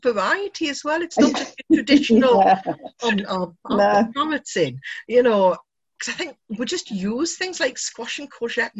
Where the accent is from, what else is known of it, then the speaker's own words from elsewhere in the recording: United Kingdom; We're very British to talk about the weather.